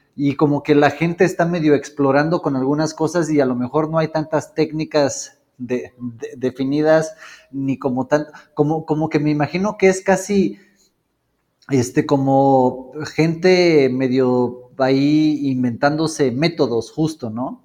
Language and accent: Spanish; Mexico; como personas mexicanas